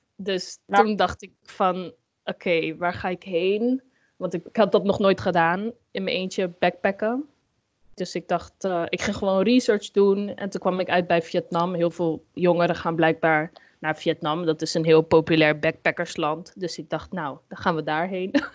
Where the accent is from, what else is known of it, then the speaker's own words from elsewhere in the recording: Amsterdam, North Holland, Netherlands; ik ben zelf eh, opgegroeid in Amsterdam. En mhm. ehm, ja, Amsterdam-West